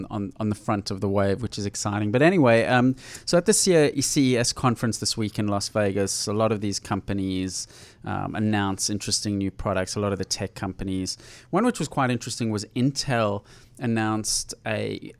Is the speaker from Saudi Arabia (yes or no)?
no; South Africa; moved away; when I was growing up in South Africa